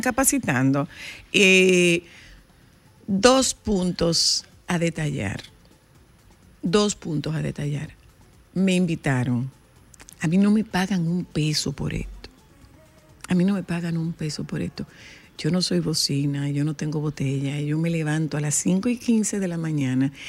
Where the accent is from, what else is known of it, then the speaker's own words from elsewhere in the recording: Dominican Republic; mi pueblo que no tiene malecón